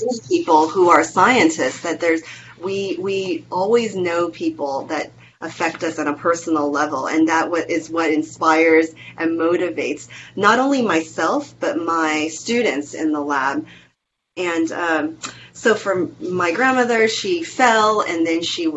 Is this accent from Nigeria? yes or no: no; Taiwan; moved away; the house that I was born in Taiwan